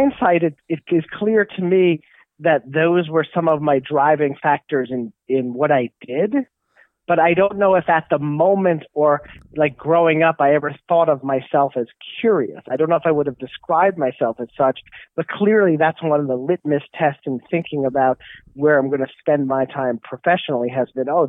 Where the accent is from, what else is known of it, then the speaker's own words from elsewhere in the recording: New York, United States; moved away; I'm from New York, and that got me back to New York